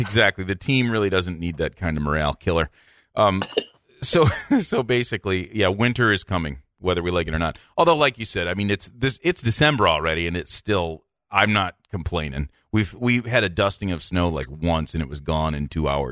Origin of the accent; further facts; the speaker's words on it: Midland, Michigan, United States; also born or lived in Minnesota / Cincinnati; Midland, Michigan, my hometown